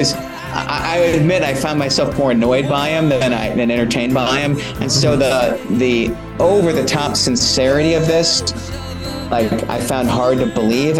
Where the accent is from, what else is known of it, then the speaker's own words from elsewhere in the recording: Annapolis, Maryland, United States; I grew up in Annapolis, Maryland